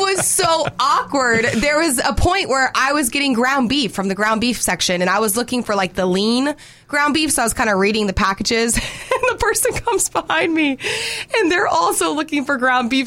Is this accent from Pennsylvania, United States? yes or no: no; Jefferson, Georgia, United States; growing up in Jefferson, we don't have like an Outback